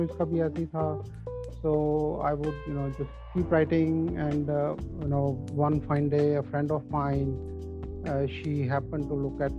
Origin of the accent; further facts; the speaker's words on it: Punjab, India; moved away as an adult; also born or lived in Rajasthan / Dalhousie, Himachal Pradesh / Delhi / United States; I was born in Rajasthan. I was. Uh, was brought up in Punjab. Uh, my earlier schooling was in Dalhousie, and uh, you know, but then I, you know, uh, when I went to college, then after that I moved to Delhi